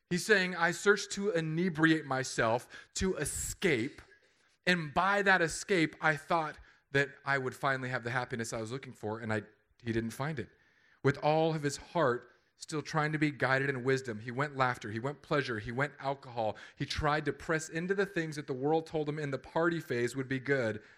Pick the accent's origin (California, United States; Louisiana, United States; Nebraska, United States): California, United States; I, I came from California.